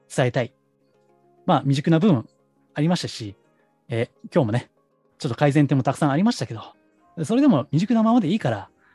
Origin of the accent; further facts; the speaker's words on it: Kansai, Japan; accent: Kansai dialect; 私関西人なんでね、出身が